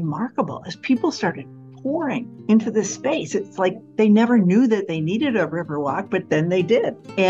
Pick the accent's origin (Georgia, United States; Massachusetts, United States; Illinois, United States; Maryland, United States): Illinois, United States; Chicago; I am a Chicagoan